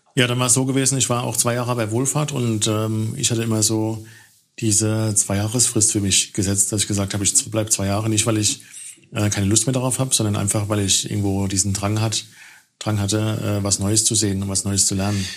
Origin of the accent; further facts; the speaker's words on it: Germany; als Deutscher